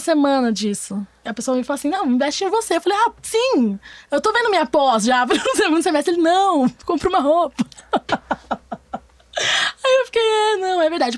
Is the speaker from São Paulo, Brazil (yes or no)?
yes; São Paulo, Brazil; moved away as an adult; now in Rio de Janeiro, Brazil; eu tenho 23 anos, eu sou de São Paulo, vim para o Rio para fazer faculdade pública